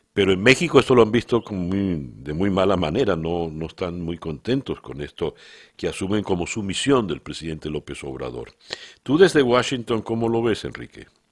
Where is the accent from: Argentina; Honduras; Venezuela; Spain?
Venezuela; now in Miami, United States; como venezolano